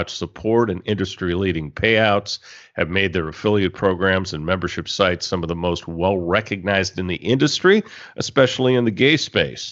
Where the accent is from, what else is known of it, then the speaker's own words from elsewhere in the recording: San Francisco, California, United States; moved away as an adult; also born or lived in Bangkok / Pattaya; now in Thailand; my hometown of San Francisco